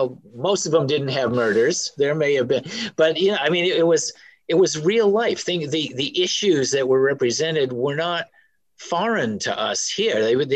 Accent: Belfast, Maine, United States; I grew up in Belfast on the other side of Penobscot Bay, the western side.

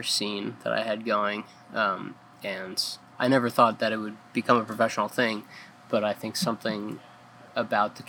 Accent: just outside Philadelphia, Pennsylvania, United States; moved away as an adult; also born or lived in Colorado Springs, Colorado / Fort Collins, Colorado / Montana / New Orleans; now in Ellsworth, United States; I was born just outside Philadelphia, and grew up there

